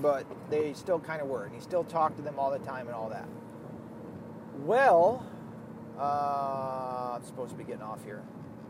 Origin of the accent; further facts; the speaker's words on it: the South, United States; accent: Southern; my accent is almost all but gone from the South. Every once in a while, I'll get people that go, "Are you from the South?" Yeah. But it's almost all but gone. And that's sad, because I miss it. I miss the South so fucking much.